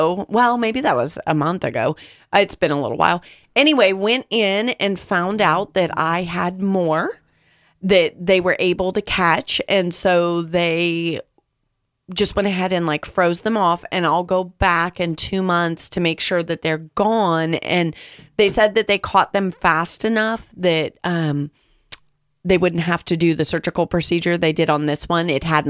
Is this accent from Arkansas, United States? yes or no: no; California, United States; California, but we didn't spend a lot of time at pools and the beach. But I did grow up for a portion of my life in the desert area where the sun was really hot.